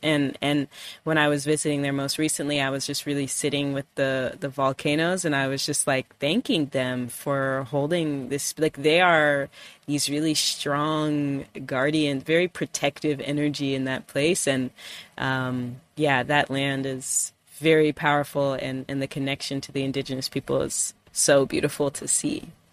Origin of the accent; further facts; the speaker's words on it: California, United States; now in Detroit, United States; I grew up in California